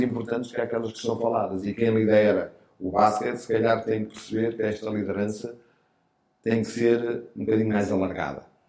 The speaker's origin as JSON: {"language": "Portuguese", "town": "Porto", "region": "Norte", "country": "Portugal", "tie": "born or raised there", "said": "eu são cresci na rua, na Sé, no Porto"}